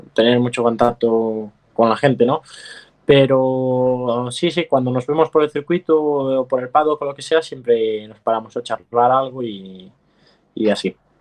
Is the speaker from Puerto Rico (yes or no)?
no; Vigo, Galicia, Spain; yo soy de Vigo